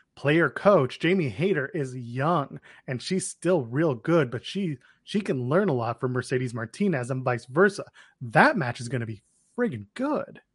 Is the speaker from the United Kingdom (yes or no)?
no; Ottawa, Ontario, Canada; Ottawa, my hometown